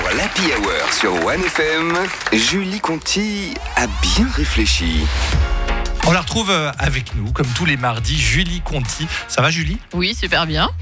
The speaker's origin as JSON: {"language": "French", "region": "Geneva", "country": "Switzerland", "said": "je suis genevoise"}